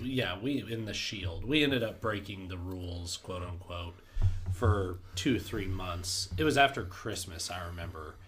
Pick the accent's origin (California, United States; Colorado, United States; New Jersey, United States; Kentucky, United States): Colorado, United States; Denver; I grew up in Denver